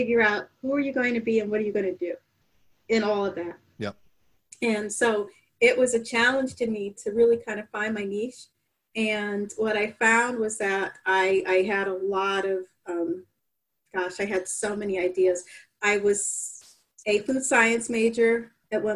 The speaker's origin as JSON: {"language": "English", "town": "New Haven", "region": "Connecticut", "country": "United States", "also_born_or_lived": "University of Maryland", "said": "New Haven, Connecticut, down the street. Or Westville, next door to West Rock"}